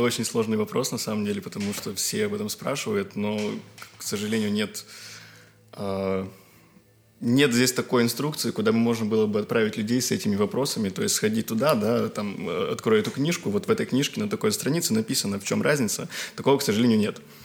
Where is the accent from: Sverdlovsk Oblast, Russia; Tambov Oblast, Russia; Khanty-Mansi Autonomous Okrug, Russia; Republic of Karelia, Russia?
Republic of Karelia, Russia; now in Saint Petersburg, Russia; я из Карелии, вот, живу, учусь и работаю